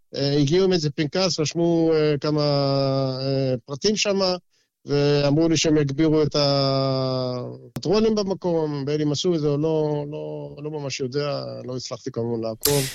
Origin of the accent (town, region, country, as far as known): Israel; now in Brisbane, Australia